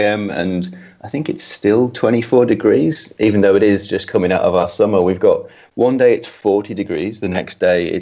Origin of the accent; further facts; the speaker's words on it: United Kingdom; moved away as an adult; now in Australia; I'm from your neck of the woods. I'm from the UK.